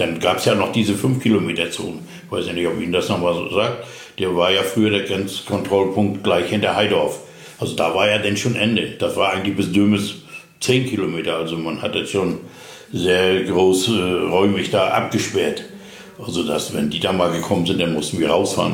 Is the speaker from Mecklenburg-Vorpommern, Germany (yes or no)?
yes; Züssow, Mecklenburg-Vorpommern, Germany; moved away as an adult; also born or lived in Dömitz / Wismar; now in Rüterberg, Germany; geboren bin ich eigentlich in Züssow im Landkreis Greifswald